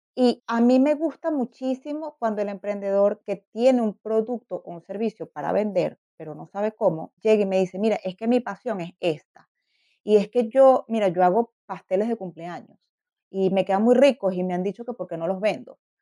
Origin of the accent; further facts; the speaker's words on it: Venezuela; moved away as an adult; also born or lived in Canada; now in Berlin, Germany; yo soy venezolana de origen